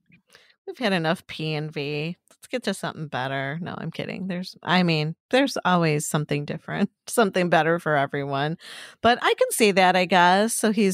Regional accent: Chicago, Illinois, United States; I'm from Chicago.

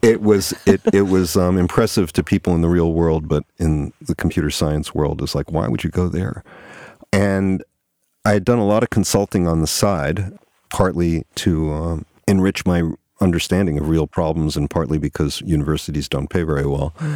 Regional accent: New York, United States; moved away as an adult; also born or lived in Toronto, Canada / Boston, Massachusetts; I grew up on the East Coast, yeah, in New York

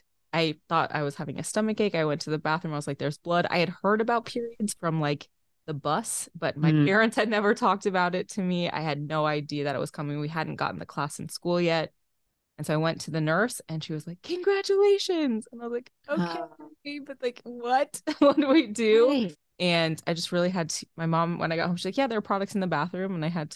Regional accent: Waterloo, Iowa, United States; also born or lived in Brownsville, United States; So early roots, I was born in Waterloo and we lived different places in Iowa. And then my mom took a teaching job in Texas. So we lived in Texas in Brownsville for a year.

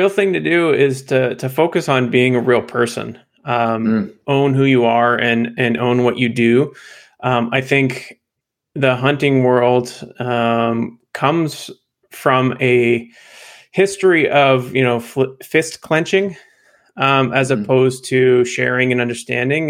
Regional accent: Northern British Columbia, Canada; I grew up in Northern BC.

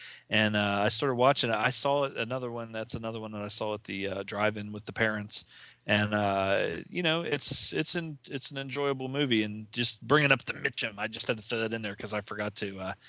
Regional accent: the South, United States; We're from the South and we do what we want.

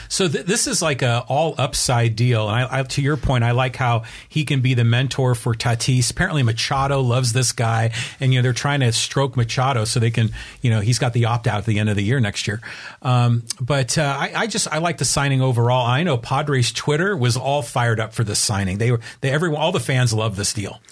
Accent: United States; as American soccer fans

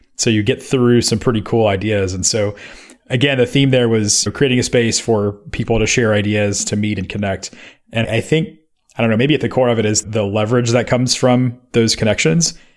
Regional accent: Memphis, Tennessee, United States; moved away; When I was in Memphis, Tennessee, which is my hometown

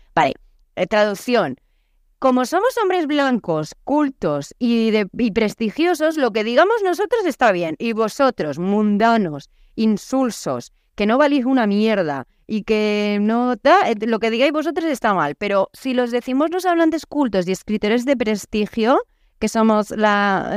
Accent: Murcia, Region of Murcia, Spain; accent: Murcian; moved away; also born or lived in Naples / Paraguay; yo soy española, es más, soy de Murcia

